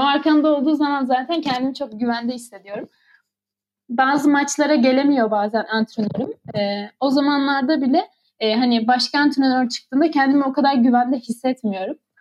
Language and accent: Turkish; Adana, Turkey; born or raised there; moved away as an adult; now in Ürgüp, Turkey